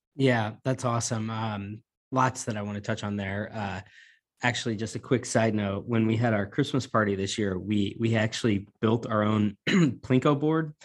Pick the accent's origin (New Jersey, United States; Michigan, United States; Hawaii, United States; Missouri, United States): Missouri, United States; two Missouriites